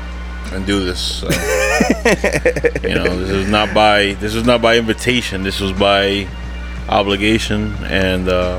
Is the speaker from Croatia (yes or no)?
no; Paterson, New Jersey, United States; I'm from Paterson.